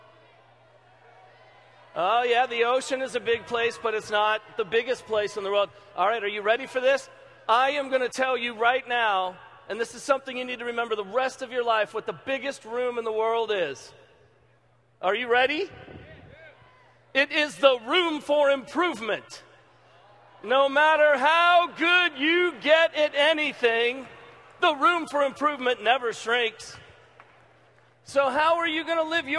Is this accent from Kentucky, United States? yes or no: yes; Louisville, Kentucky, United States; I'm from Louisville, Kentucky